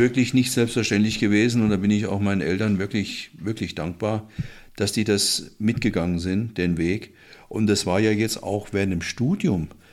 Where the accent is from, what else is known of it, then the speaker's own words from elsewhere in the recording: Willingshausen, Hesse, Germany; moved away; also born or lived in Frankfurt am Main; Willingshausen, ist die Großgemeinde Zeller, heißt der Ort, wo ich herkomme